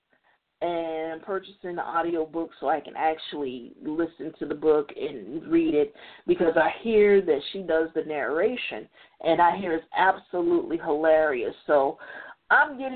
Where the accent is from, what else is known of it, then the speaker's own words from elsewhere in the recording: Chicago, Illinois, United States; I'm from Chicago